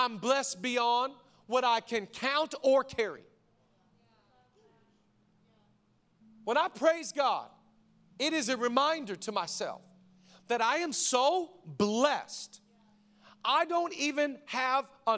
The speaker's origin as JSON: {"language": "English", "region": "Washington", "country": "United States", "tie": "born or raised there", "moved": "yes", "lives_now": "Los Angeles, United States", "said": "I grew up in Washington"}